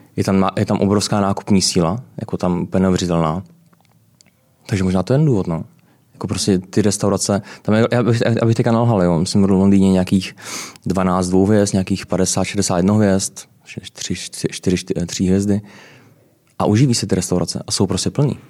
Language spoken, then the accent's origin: Czech; Brno, South Moravian Region, Czechia; moved away as an adult; also born or lived in London, United Kingdom / United States; now in Prague, Czech Republic; já jsem z Brna. Uh, a pocházím z Brna. Uh, vlastně začínal jsem uh, na učiliště v Brně